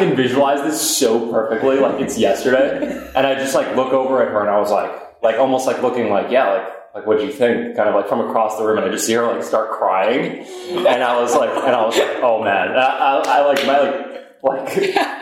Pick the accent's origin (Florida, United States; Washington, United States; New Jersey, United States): New Jersey, United States; studying bioengineering from New Jersey